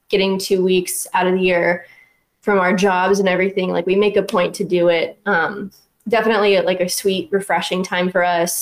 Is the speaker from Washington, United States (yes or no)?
no; Shavertown, Pennsylvania, United States; moved away as an adult; now in Virginia, United States; I'm from Shavertown, Pennsylvania. So we're like 40 minutes apart, … and I, back home